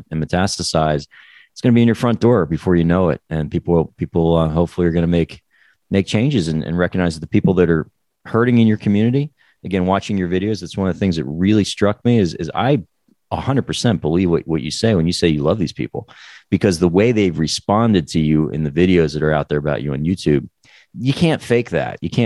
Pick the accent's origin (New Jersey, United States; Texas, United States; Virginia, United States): New Jersey, United States; also born or lived in New York; I grew up in New Jersey